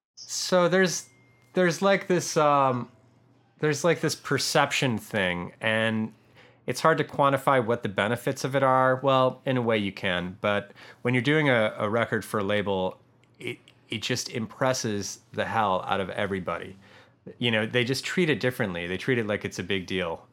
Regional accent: Michigan, United States; now in Los Angeles, United States; I am from Michigan

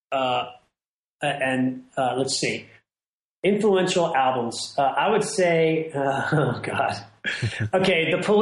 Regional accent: Ireland; you know, I'm an Irish person, and that kind of that sort of that melodic sensibility.

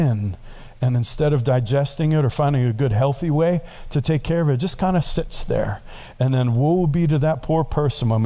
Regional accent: New York, United States; now I'm from New York

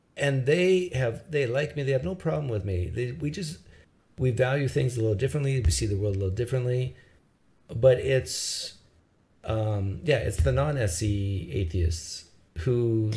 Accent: Canada; as a Canadian

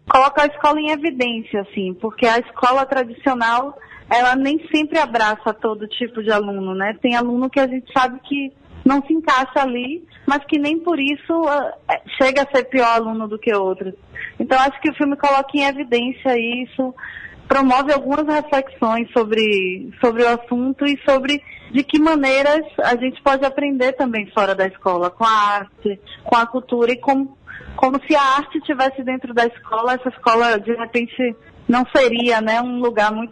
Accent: Salvador, Bahia, Brazil; born there; Sim, eu nasci em Salvador

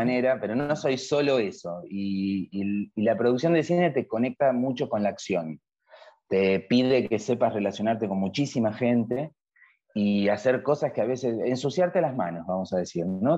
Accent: Argentina; en mi país, la Argentina

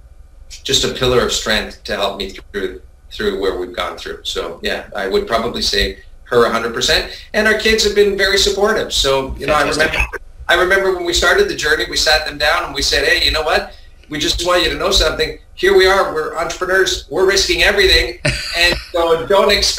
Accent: Vancouver, British Columbia, Canada; also born or lived in Montreal, Quebec, Canada; I think I was born in Montreal, Quebec. My parents are originally from Italy, immigrated to Quebec, Montreal, Canada, and ended up in Vancouver when I was about 6 years old, 7 years old

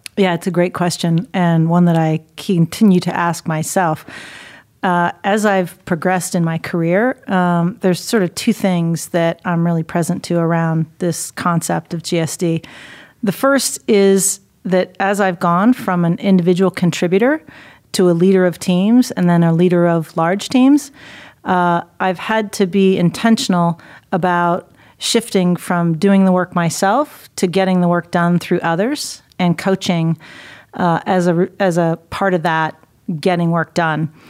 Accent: Dayton, Ohio, United States; moved away; my hometown in Dayton

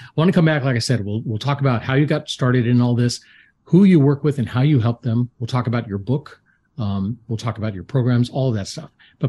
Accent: Atlanta, Georgia, United States; I'm from Atlanta. I've been up and down the East Coast

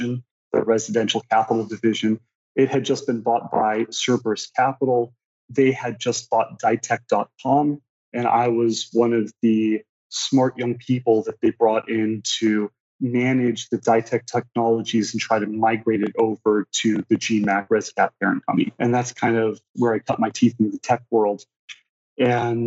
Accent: Los Angeles, California, United States; also born or lived in Moscow; now in St. Louis, United States; I was born in Los Angeles. I grew up mostly in Los Angeles, but I kind of bounced around all over the place.

